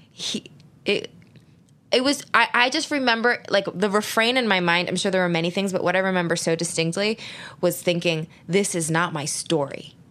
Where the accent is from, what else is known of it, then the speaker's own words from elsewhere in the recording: Philadelphia, Pennsylvania, United States; I grew up in Philly.